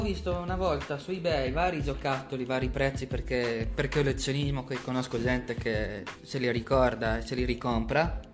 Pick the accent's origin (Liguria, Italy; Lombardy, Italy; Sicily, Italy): Lombardy, Italy; Milan; born or raised there